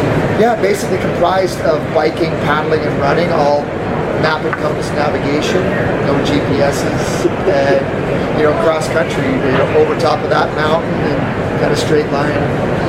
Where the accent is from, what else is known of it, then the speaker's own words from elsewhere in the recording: Ontario, Canada; moved away as an adult; now in Yukon, Canada; I started out as a kid in Ontario playing hockey